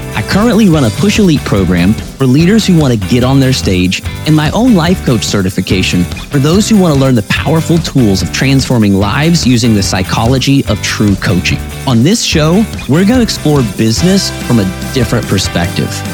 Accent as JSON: {"language": "English", "town": "Wichita", "region": "Kansas", "country": "United States", "tie": "born or raised there", "said": "Wichita, Kansas, which is my hometown"}